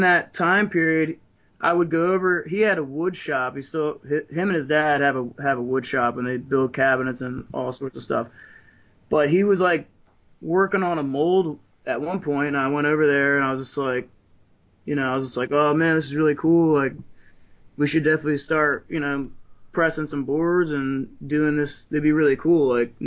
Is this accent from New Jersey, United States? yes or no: yes; New Jersey, United States; also born or lived in Ocean City, Maryland; now in Maryland, United States; I'm originally from New Jersey, like South Jersey